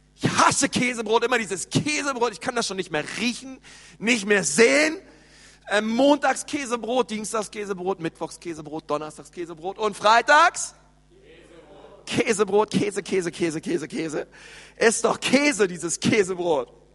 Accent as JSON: {"language": "German", "region": "Berlin", "country": "Germany", "tie": "born or raised there", "said": "ich bin in Berlin aufgewachsen"}